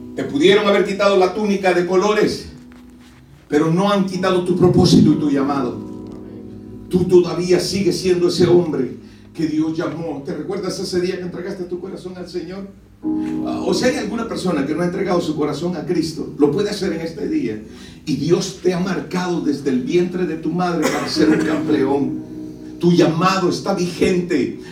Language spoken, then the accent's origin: Spanish; El Salvador; now in Maryland, United States; Yo soy del país del Salvador